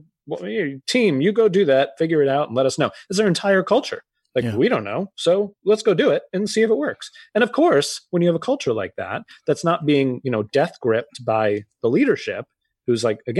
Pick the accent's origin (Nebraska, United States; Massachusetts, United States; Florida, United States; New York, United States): Massachusetts, United States; And I grew up outside of Boston. I had several family members go.